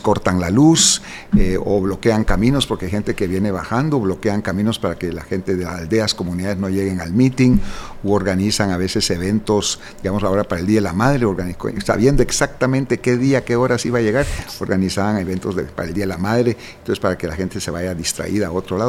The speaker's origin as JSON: {"language": "Spanish", "country": "Guatemala", "said": "como guatemalteco"}